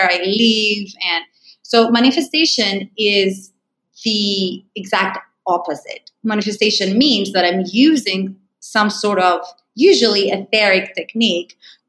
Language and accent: English; Greece; moved away; also born or lived in United States; I'm originally from Greece